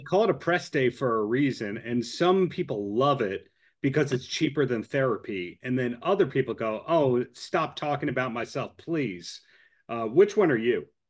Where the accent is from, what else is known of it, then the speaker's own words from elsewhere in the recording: Long Island, New York, United States; growing up on Long Island, where there's Jones Beach